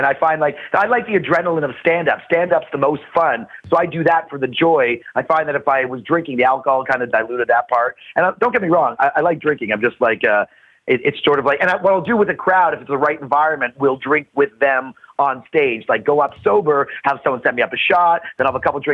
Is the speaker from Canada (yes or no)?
yes; Canada; now in Los Angeles, United States; I'm a Canadian and I live in America